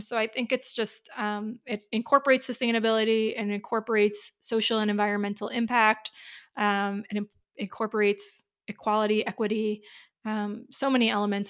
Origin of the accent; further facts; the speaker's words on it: New York, United States; I'm from New York